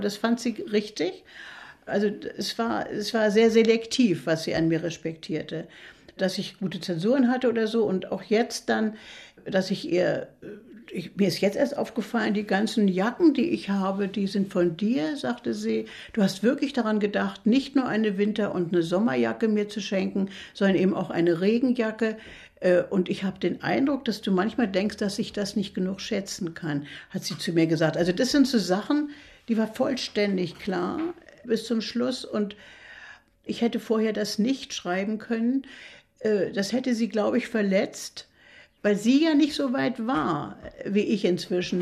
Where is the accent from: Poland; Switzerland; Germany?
Germany; Berlin; now in Mecklenburg, Germany; Nun bin ich eine Berlinerin